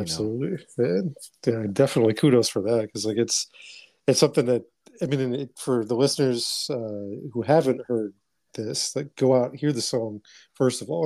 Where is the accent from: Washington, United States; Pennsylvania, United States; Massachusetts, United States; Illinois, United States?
Massachusetts, United States; Boston; moved away; I grew up in Dorchester, Massachusetts